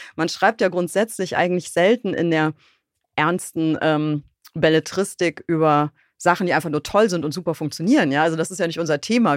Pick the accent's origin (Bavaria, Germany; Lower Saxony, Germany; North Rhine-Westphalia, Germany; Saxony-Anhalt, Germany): North Rhine-Westphalia, Germany; Bonn; in Bonn, was meine Heimatstadt ist.